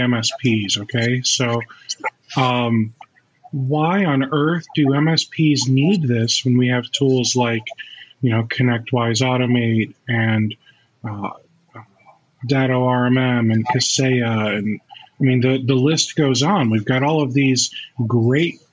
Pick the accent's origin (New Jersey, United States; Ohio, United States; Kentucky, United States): Ohio, United States; I just grew up here